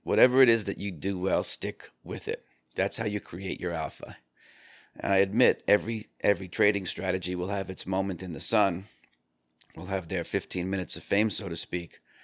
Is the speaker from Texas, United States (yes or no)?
no; New York, United States; I'm from New York